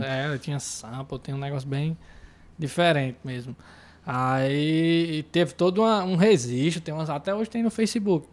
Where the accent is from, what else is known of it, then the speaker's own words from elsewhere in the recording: Iguatu, Ceará, Brazil; sou músico aqui de Iguatu